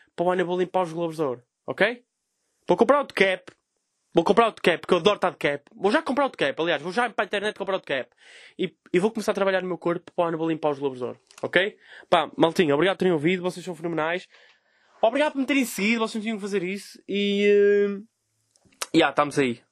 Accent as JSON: {"language": "Portuguese", "town": "Vila Nova de Gaia", "region": "Norte", "country": "Portugal", "said": "sou de Gaia, não é? Sou um humorista de Gaia"}